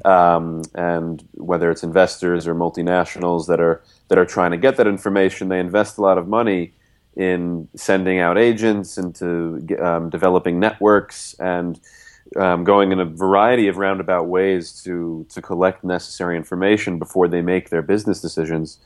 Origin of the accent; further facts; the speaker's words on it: United States; moved away; also born or lived in Nigeria; I'm American